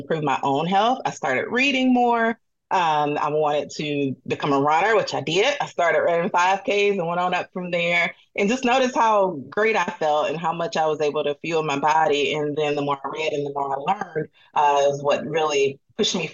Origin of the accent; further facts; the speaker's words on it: Atlanta, Georgia, United States; moved away; I'm from Atlanta originally